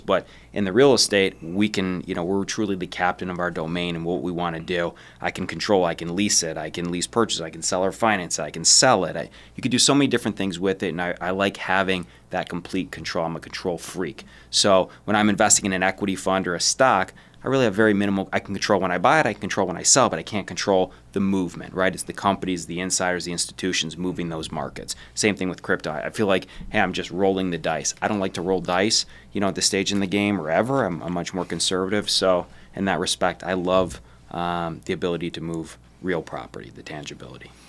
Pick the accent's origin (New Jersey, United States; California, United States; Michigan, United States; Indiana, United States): Michigan, United States; Detroit; I'm from Detroit